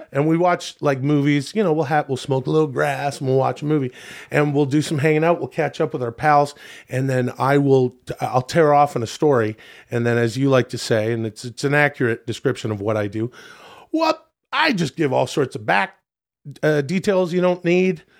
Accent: Canada; where I grew up in Canada

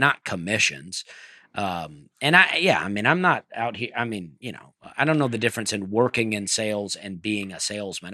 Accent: Alabama, United States; I'm from Alabama

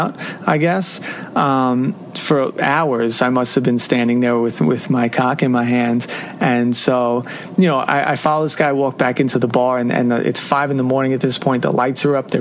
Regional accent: Long Island, New York, United States; moved away as an adult; also born or lived in Jackson, Mississippi; I'm from Long Island, New York

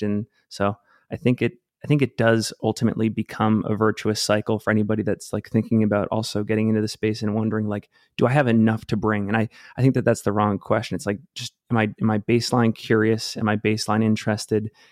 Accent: Cape Elizabeth, Maine, United States; moved away as an adult; now in Salt Lake City, United States; I grew up outside of Portland, Maine, lived there for almost fifteen years, uh, in a place called Cape Elizabeth

